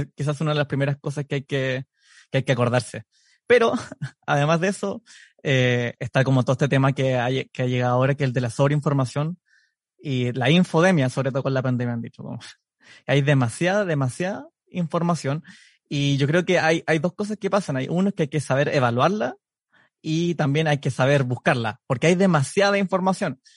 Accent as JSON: {"language": "Spanish", "town": "Temuco", "region": "Araucanía", "country": "Chile", "also_born_or_lived": "Edmonton, Canada", "moved": "as an adult", "lives_now": "Canada", "said": "soy psicólogo, soy de Temuco"}